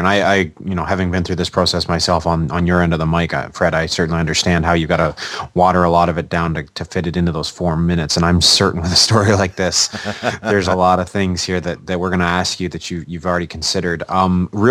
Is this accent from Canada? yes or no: yes; Canada; I'm Canadian, so I speak it